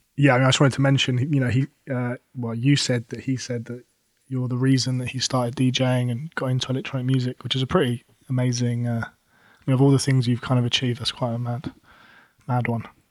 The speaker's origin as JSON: {"language": "English", "region": "London", "country": "United Kingdom", "said": "I come from London"}